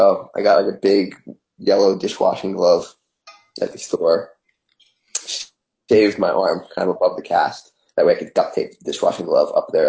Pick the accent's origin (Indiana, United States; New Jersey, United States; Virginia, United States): New Jersey, United States; Cape May; And I was born in Cape May, New Jersey, and you know, that's where we lived, and that's where my dad learned to sail.